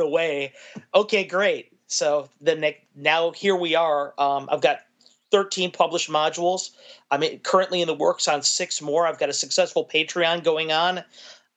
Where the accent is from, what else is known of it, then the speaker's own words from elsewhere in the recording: Chicago, Illinois, United States; I was born in Chicago, Illinois